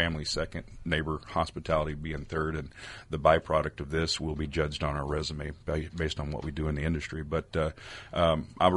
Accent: East Texas, United States; also born or lived in Compton, California; growing up in East Texas

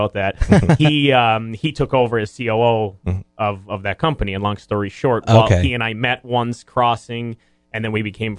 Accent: Scranton, Pennsylvania, United States; also born or lived in Jessup, Pennsylvania / Philadelphia; I grew up in Scranton

